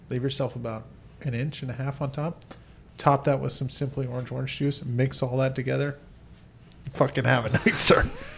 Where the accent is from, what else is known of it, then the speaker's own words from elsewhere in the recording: Mesa, Arizona, United States; born there; I was born in Mesa. Thank you very much.